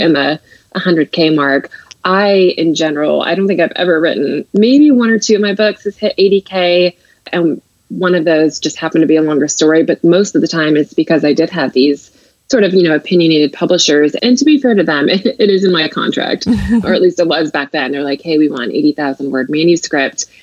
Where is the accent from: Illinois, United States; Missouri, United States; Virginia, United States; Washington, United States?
Washington, United States; Seattle; moved away as an adult; now in New York, United States; I'm actually from the Seattle area